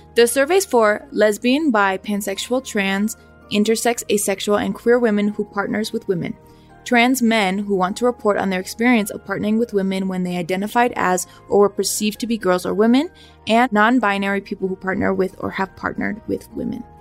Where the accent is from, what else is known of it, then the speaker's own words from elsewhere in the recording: Los Angeles, California, United States; now in Mexico City, Mexico; I'm from the San Fernando Valley in Los Angeles.